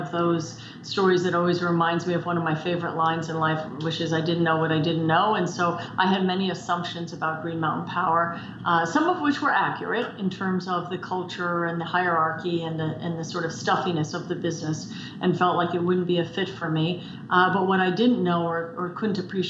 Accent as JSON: {"language": "English", "town": "New York City", "region": "New York", "country": "United States", "tie": "born or raised there", "moved": "yes", "lives_now": "Vermont, United States", "said": "I grew up in New York City on the West Side"}